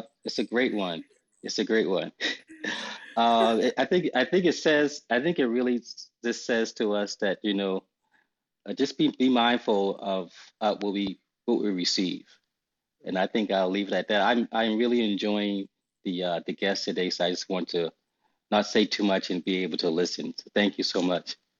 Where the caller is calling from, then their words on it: Charleston, South Carolina, United States; I am calling from Charleston, South Carolina.